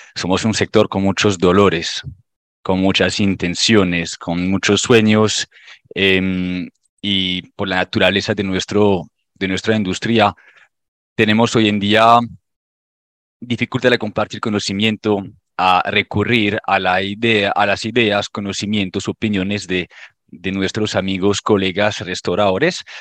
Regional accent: France; Spanish is a second language; moved away as an adult; now in Colombia; Yo soy francés, llevo en Colombia aproximadamente un poquito más de nueve años

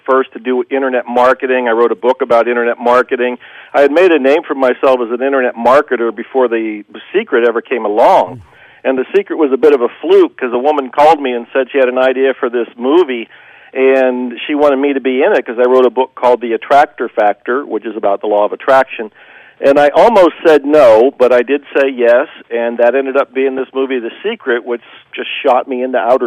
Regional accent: Ohio, United States; moved away; also born or lived in Dallas; I wasn't born in Dallas. I was born in Ohio.

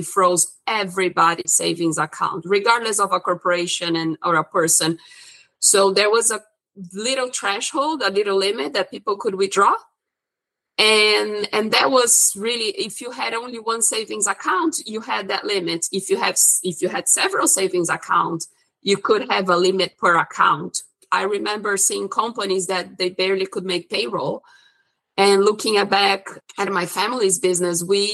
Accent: Brazil; moved away; I'm originally from Brazil and I went to school for economics

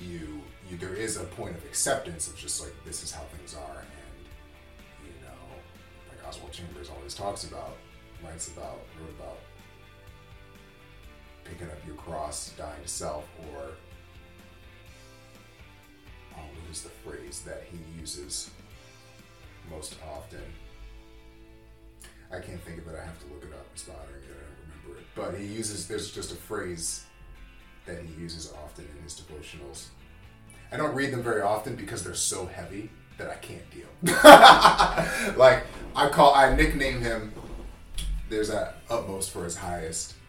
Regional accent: United States; as American Christians

